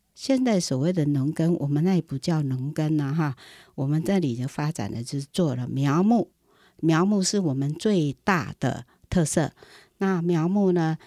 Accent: Puli, Nantou County, Taiwan; 我在那里出生，我小的时候看被他们追着打

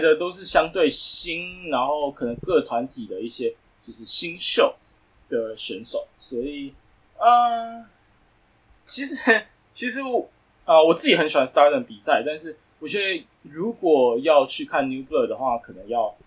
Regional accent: Taiwan; 我们从台湾来思考

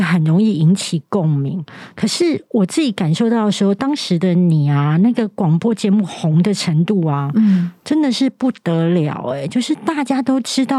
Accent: Taiwan; accent: Taiwanese Mandarin; 他们也会觉得我的声音太台湾国语，甚至有很多的那个卷舌音都发不出来。

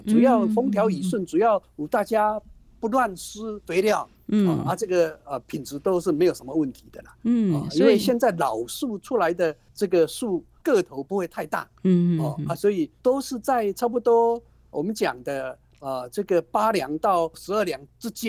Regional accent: Taiwan; 我们台湾话讲半斤跟十二两

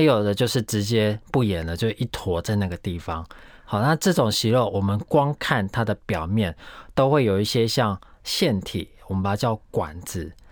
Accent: Taiwan; 我们台湾人

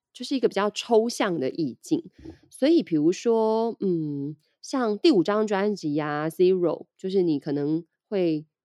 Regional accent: Taiwan; 我们台湾人

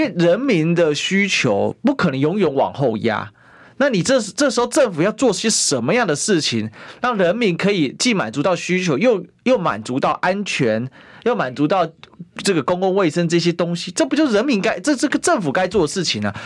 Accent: Taiwan; 我们台湾人

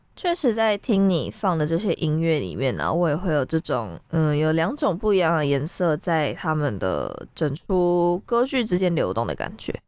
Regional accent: Taiwan; 身为一个台湾人

